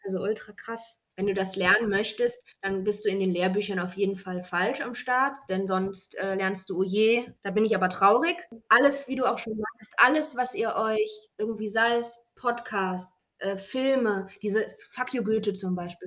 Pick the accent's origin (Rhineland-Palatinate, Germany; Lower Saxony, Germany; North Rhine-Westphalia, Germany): North Rhine-Westphalia, Germany; Bonn; Ich komme aus Bonn